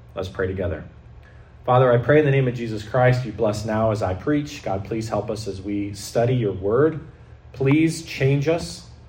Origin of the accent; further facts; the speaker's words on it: United States; now in Canada; I'm not a white Canadian. I'm white but I have dual citizenship. I grew up in the States most of my life